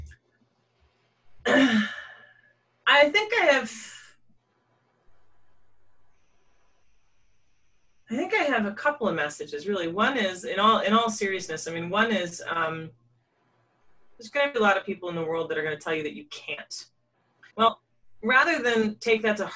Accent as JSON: {"language": "English", "country": "United States", "tie": "born or raised there", "said": "When I was growing up in the States"}